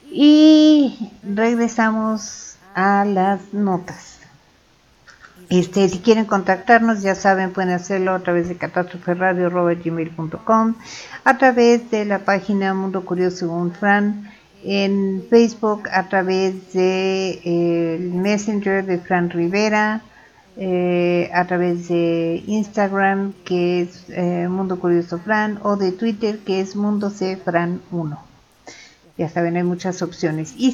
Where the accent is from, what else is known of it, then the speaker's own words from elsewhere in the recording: State of Mexico, Mexico; Soy dos veces mexicano